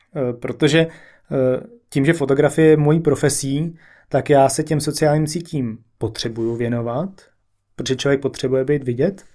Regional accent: Prague, Czechia; accent: Prague dialect; moved away as an adult; also born or lived in London; Já jsem se narodil v Praze

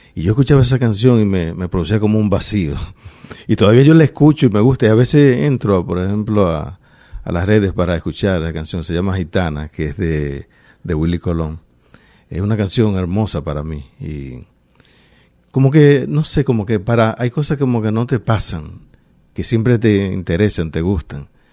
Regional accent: Santo Domingo, Dominican Republic; moved away as an adult; also born or lived in Paterson, New Jersey; now in Rhode Island, United States; Yo venía de Santo Domingo

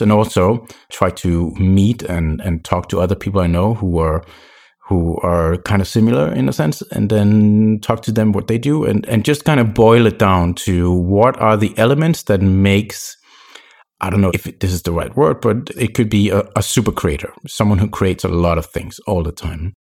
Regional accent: Copenhagen, Capital Region of Denmark, Denmark; moved away as an adult; also born or lived in French Caribbean; I'm originally from Copenhagen, Denmark, but I lived in Sandborg in the French Caribbean for five years.

